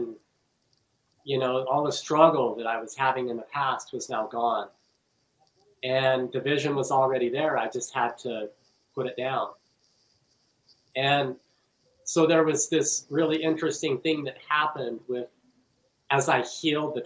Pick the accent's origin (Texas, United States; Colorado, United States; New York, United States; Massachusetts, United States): Colorado, United States; Western; I grew up in Western Colorado, very conservative.